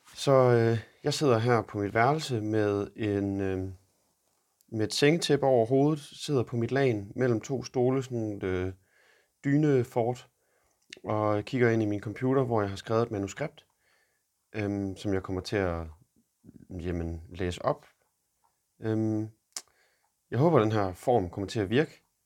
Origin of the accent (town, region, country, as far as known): Denmark; moved away as an adult; now in Boston, United States